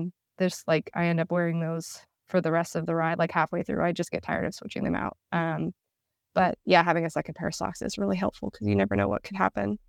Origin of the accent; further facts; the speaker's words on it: United States; as American